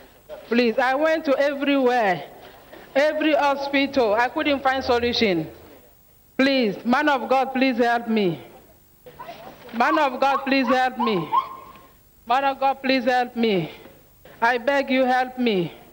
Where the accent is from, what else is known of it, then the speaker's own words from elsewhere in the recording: Kenya; I'm from Kenya.